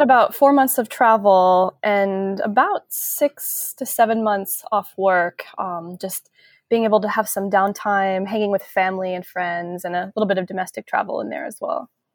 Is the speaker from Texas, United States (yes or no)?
no; a suburb outside of Seattle, Washington, United States; born or raised there; moved away as an adult; also born or lived in San Francisco Bay Area; now in San Francisco, United States